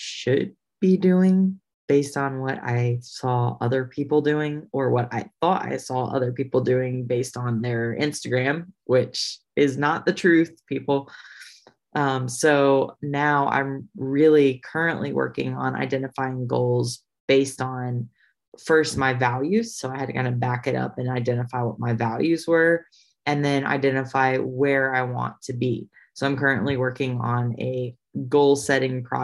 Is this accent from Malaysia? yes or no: no; Indiana, United States; moved away as an adult; also born or lived in Nashville; I grew up in Indiana